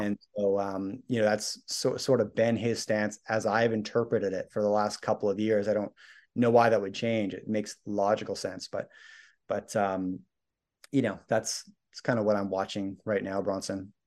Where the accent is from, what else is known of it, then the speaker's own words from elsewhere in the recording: Canada; I'm Canadian, my wife's American